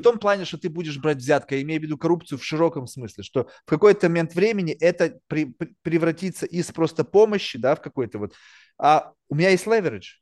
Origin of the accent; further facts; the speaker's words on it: Russia; also born or lived in Manhattan, New York; now in New York, United States; я родился в России, не то чтобы я родился там в Москве или в Санкт-Петербурге, тоже родился в какой-то там жопе